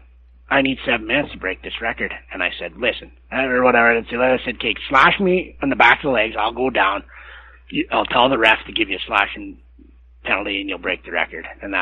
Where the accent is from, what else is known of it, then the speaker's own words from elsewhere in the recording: Massanutten, Virginia, United States; the first game in Massanutten when we played, I was pretty nervous, and it was my hometown and whatnot.